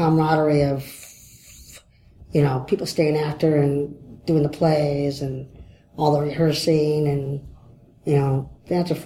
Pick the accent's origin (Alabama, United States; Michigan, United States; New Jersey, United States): Michigan, United States; Detroit; I'm from Detroit